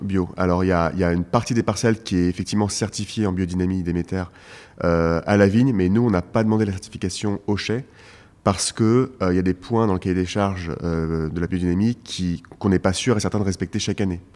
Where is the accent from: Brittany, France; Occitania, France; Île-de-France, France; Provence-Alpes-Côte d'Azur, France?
Île-de-France, France; Paris; je suis parisien, je suis né à Paris, j'ai grandi à Paris